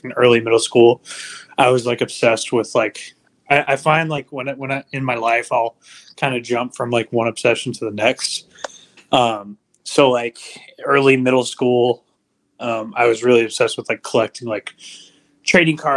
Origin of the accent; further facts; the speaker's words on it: Lubbock, Texas, United States; moved away as an adult; also born or lived in New Deal, Texas; now in San Antonio, United States; I was born and raised in Lubbock, Texas, but I currently reside in San Antonio